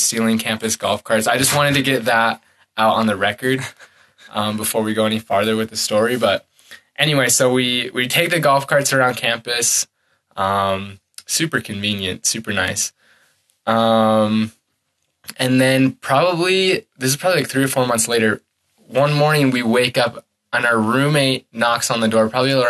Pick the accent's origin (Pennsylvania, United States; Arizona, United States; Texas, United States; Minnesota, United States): Minnesota, United States; moved away; I'm from Minnesota. I grew up in Minnesota